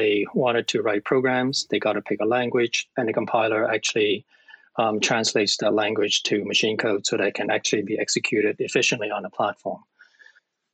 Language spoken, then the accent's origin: English; Hong Kong; now in Ontario, Canada; I'm from Hong Kong.